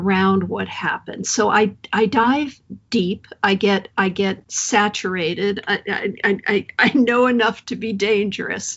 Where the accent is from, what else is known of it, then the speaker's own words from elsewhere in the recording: Hartford, Connecticut, United States; moved away as an adult; also born or lived in San Francisco; I grew up around the Hartford area in a couple different towns.